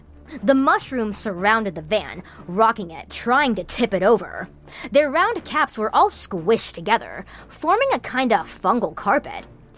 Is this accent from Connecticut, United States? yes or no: no; Washington, United States; So I grew up in the Pacific Northwest, specifically Washington State, and so I can kind of relate to the story a bit.